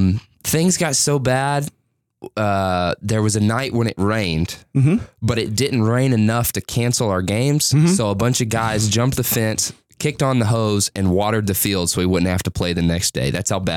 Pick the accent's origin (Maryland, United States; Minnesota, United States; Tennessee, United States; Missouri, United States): Tennessee, United States; Lebanon; moved away as an adult; also born or lived in Owensboro, Kentucky; I turned 26 in April. I was born in 1998 in Lebanon, Tennessee. My mother and father and my brother, older brother, we lived out in the middle of Tennessee. We had a little land.